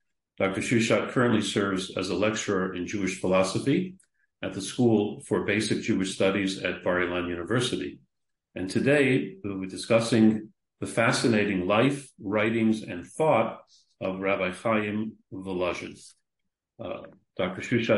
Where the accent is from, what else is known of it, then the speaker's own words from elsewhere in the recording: Canada; So I got it right as a Canadian. That's fine, which I am in origin.